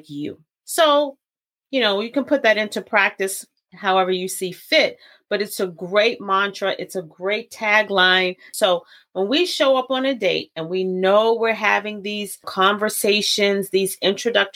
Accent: Baltimore, Maryland, United States; I'm from Baltimore

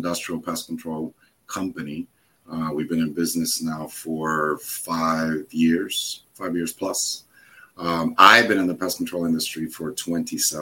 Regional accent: Hudson County, New Jersey, United States; moved away as an adult; now in Florida, United States; I moved to Florida from New Jersey. I'm originally a Jersey boy

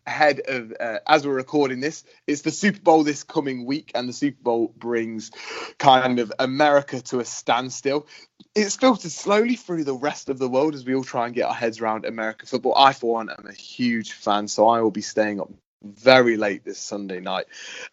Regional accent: United Kingdom; being a Brit

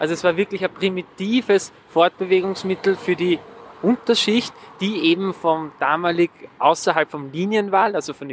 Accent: Vienna, Austria; Ich bin wirklich drei Häuserblocks von hier entfernt aufgewachsen.

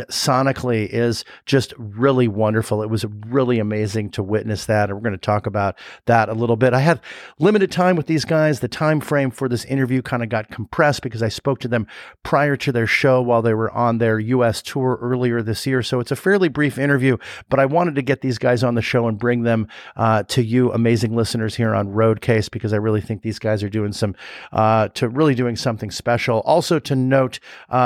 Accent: Los Angeles, California, United States; I grew up in L.A., and my mom has lived in San Diego for like 45 years

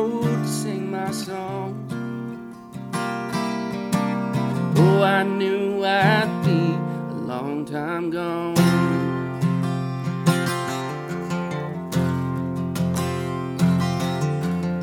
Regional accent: Moline, Illinois, United States; moved away; also born or lived in California; I'm originally from Moline, Illinois, and I migrated out to California

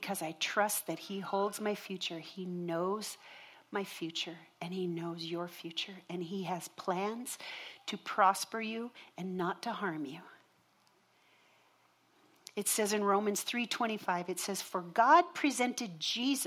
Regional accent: Minnesota, United States; I grew up in Minnesota in a home, and we religiously attended church every Sunday

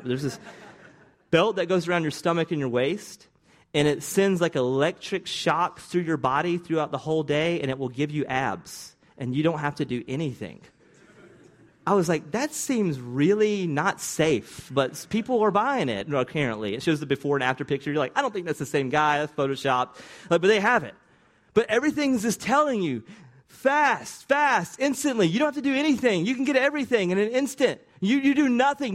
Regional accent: the South, United States; accent: Southern; my Southern accent, which I don't even think is that Southern

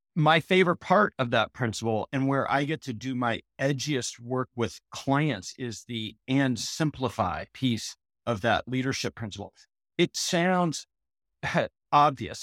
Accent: Portland, Oregon, United States; I grew up in Portland, Oregon, Southwest Portland

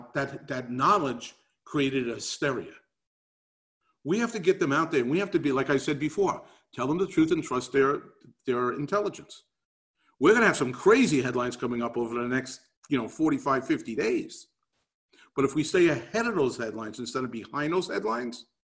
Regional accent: New York City, New York, United States; I grew up in New York City

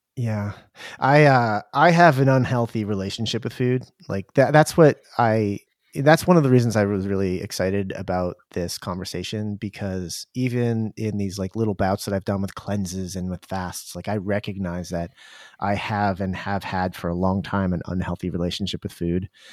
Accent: Durham, New Hampshire, United States; moved away; we grew up in Durham where U N H's, University of New Hampshire

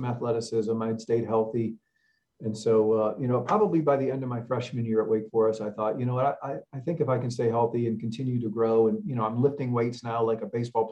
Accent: Cleveland, Ohio, United States; growing up in Cleveland

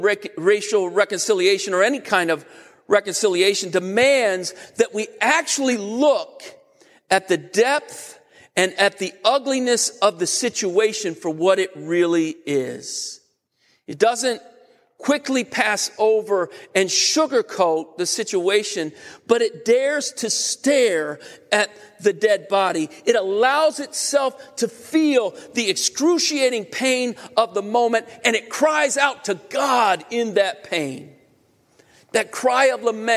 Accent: United States; as American Christians

